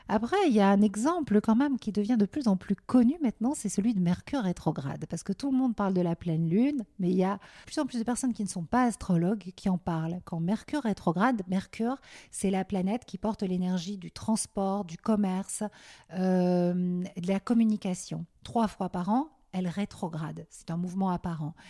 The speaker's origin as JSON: {"language": "French", "country": "Belgium", "tie": "born or raised there", "also_born_or_lived": "Paris / New York", "moved": "as an adult", "lives_now": "France", "said": "j'ai grandi en Belgique et euh, jusqu'à mes 18 ans, 19 ans"}